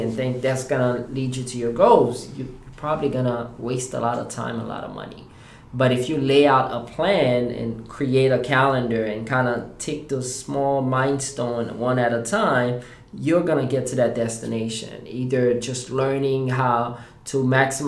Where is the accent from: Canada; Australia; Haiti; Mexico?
Haiti; now in United States; I am originally from Haiti. I have been in the U.S. now for 20 years as of this past July.